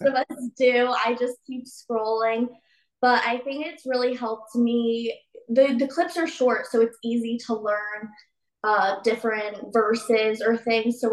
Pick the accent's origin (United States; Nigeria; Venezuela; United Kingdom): United States; Virginia; I come from Virginia